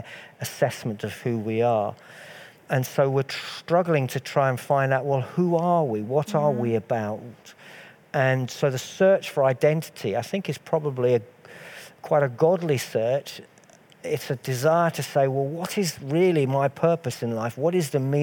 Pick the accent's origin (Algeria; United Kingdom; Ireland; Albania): United Kingdom; I am British. I wouldn't use the word English because I'm of Scottish and slightly Irish heritage, but mostly Scottish.